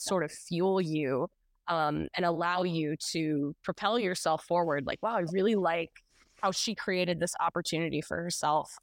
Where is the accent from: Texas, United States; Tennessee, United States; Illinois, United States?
Tennessee, United States; Nashville; I was born in Nashville, unlike a lot of folks. A lot of people have moved here, but I was born here